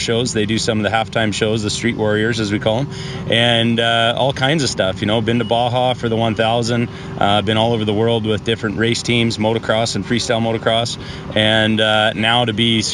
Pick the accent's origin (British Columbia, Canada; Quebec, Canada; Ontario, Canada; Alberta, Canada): Alberta, Canada; Calgary; moved away; Born in Calgary.